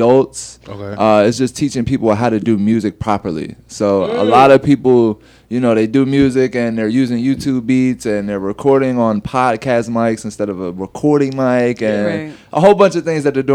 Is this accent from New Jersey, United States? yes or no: yes; Willingboro, New Jersey, United States; moved away as an adult; also born or lived in Lakewood, New Jersey / Edgewater Park, New Jersey / Philadelphia; now in Las Vegas, United States; I was born in North Jersey, but I was raised in South Jersey, so I just claimed the whole Jersey.